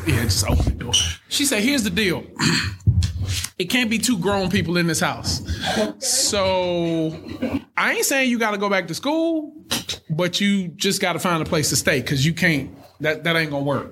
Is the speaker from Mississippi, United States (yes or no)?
no; Thomaston, Georgia, United States; I'm from Thomaston, Georgia. Most people have never heard of Thomaston